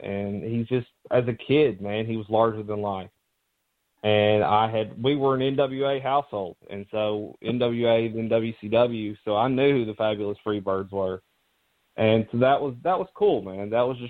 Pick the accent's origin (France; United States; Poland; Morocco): United States; Chattanooga, Tennessee; I was born and raised in Chattanooga, Tennessee, the home of Terry Bam Bam Gordy.